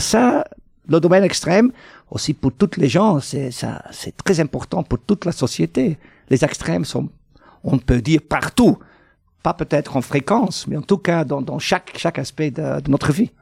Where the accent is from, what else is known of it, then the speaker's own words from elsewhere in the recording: Flanders, Belgium; chez nous en Flandre